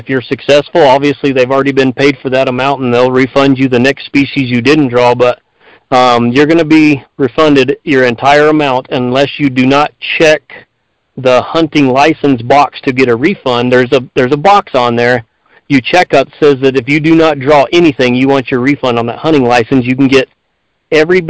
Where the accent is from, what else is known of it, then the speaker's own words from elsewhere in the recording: Ruidoso, New Mexico, United States; I was born and raised here in Ridoso, so I've been here my entire life